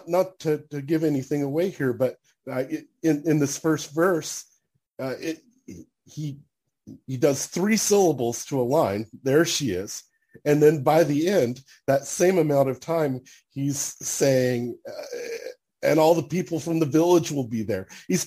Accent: Alabama, United States; I grew up in Alabama.

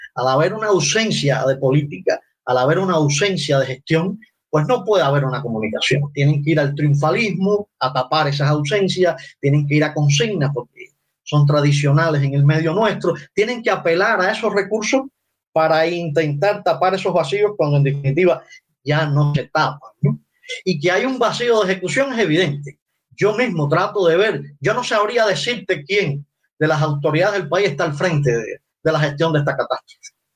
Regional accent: Cuba; los cubanos somos capaces de civismo, que los cubanos no estamos tan dañados

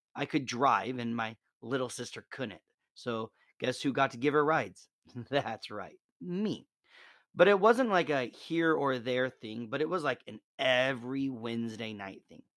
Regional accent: Nebraska, United States; moved away; I'm originally from Nebraska

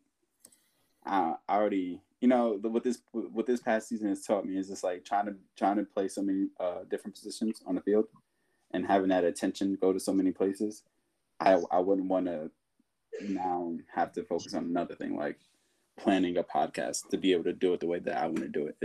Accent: United States; moved away as an adult; now in Sweden; I grew up in America

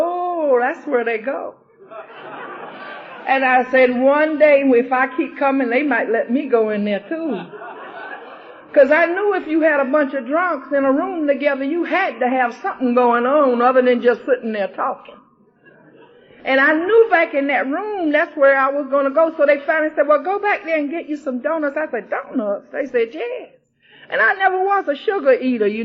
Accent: Brunswick, Georgia, United States; the Brunswick group, my home, from my hometown

